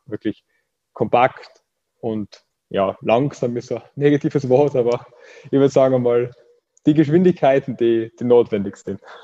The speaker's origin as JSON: {"language": "German", "country": "Austria", "lives_now": "Graz, Austria", "said": "Ich bin aus Österreich und studiere in Graz"}